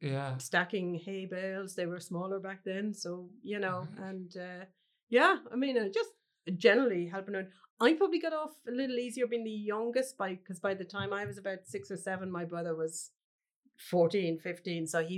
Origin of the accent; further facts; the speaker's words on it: Cloughjordan, Munster, Ireland; I grew up in Clough Jordan, which is a small village in North Tipperary, we're just outside it.